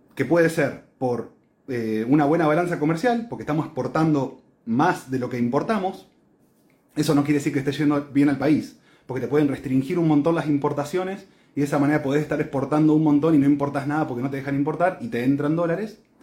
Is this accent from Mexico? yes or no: no; Argentina